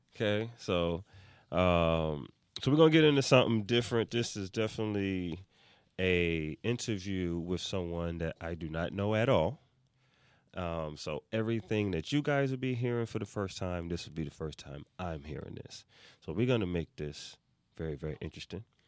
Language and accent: English; New York, United States; moved away as an adult; now in Atlanta, United States; I'm from New York. And I've been in Atlanta now.